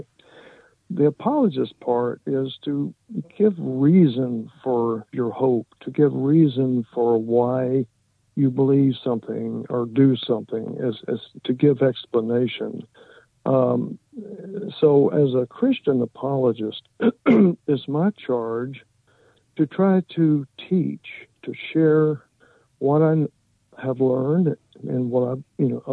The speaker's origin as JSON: {"language": "English", "region": "Texas", "country": "United States", "tie": "born or raised there", "said": "I was raised in Texas and in the Methodist denomination"}